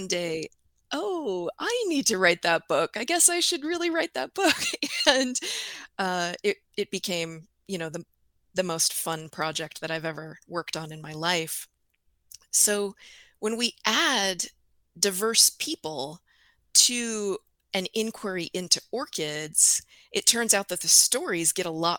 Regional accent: California, United States; moved away as an adult; also born or lived in Iowa / northern Wisconsin; now in Wisconsin, United States; I'm originally from California

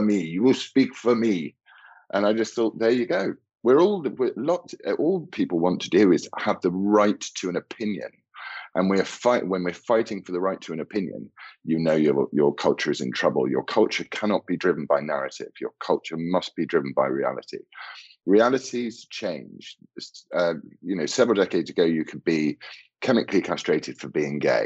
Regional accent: United Kingdom

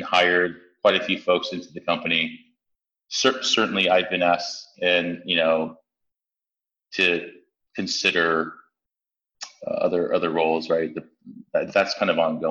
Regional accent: San Francisco, California, United States; I grew up in San Francisco most of my life. I grew up in the Tenderloin

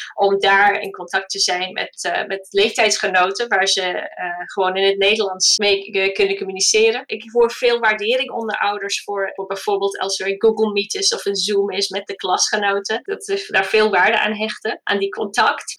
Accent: United Kingdom; first language English; Dutch is a second language; now in Netherlands; Mijn man en ik zijn allebei Engelstalig. We komen allebei uit Groot-Brittannië

